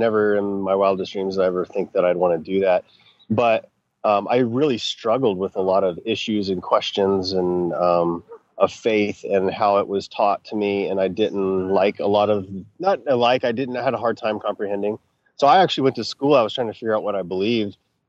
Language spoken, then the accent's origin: English; Texas, United States; also born or lived in Colorado / Florida / Vancouver, Canada; I grew up in Texas. I lived in Colorado for 8 years. I've lived in Florida 3 different times. I lived in Vancouver, BC for 3 years.